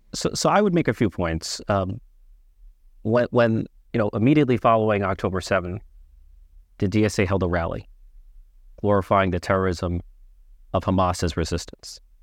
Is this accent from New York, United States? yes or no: yes; New York City, New York, United States; I was born and raised in the Bronx.